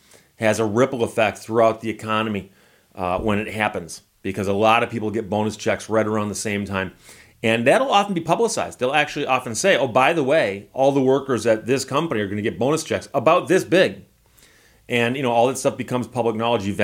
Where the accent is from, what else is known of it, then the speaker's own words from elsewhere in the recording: Michigan, United States; I'm from Michigan